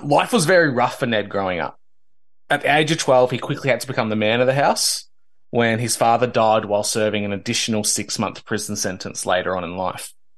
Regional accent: Victoria, Australia; the then British colony of Victoria, which is my home state

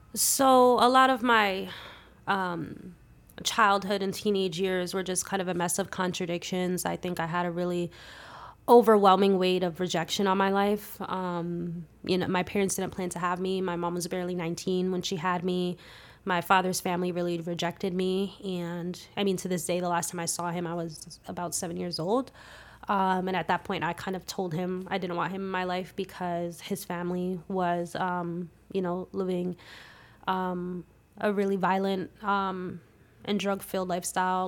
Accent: Palisades Park, New Jersey, United States; also born or lived in Clifton, New Jersey / Passaic, New Jersey / Paterson, New Jersey; I say I'm from Palisades Park 'cause that's where I graduated and spent most of my, my school years and all

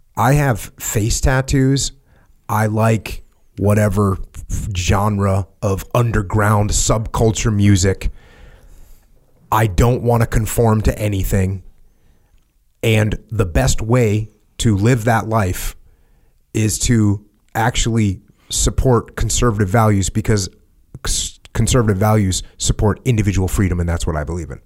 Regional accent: New England, United States; also born or lived in Connecticut / Maine; My home state, my home region

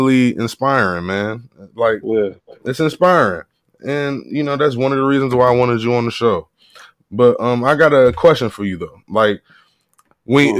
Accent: Cleveland, Ohio, United States; I'm a Clevelander. Mm-hmm. Always been from Ohio

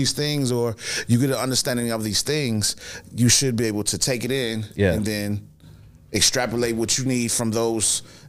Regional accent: Chicago, Illinois, United States; the experience of growing up in Hyde Park, in my POV, was just amazing.

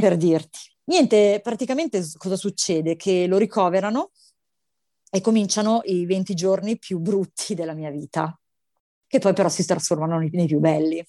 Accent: Milan, Lombardy, Italy; io sono milanese

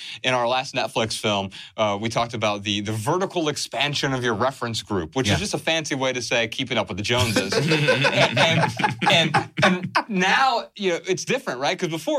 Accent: Dayton, Ohio, United States; We're from Dayton, Ohio, right?

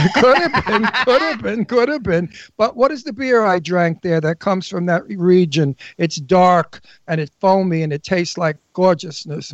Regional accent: New York, United States; accent: New York; moved away; I grew up with them in New York

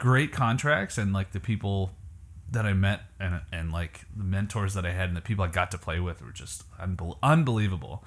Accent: Canada; moved away; I'm from Canada

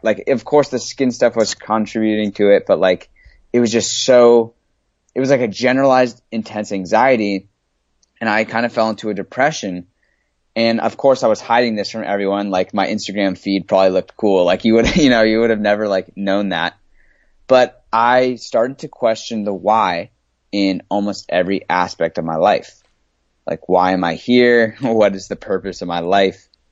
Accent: San Diego, California, United States; moved away as an adult; I grew up in San Diego, California. I moved here when I was just a baby

